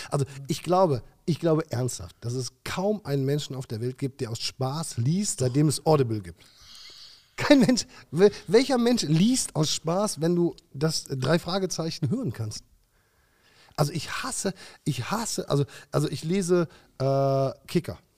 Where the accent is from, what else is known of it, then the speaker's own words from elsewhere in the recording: Germany; Wir sind ja auch Deutsche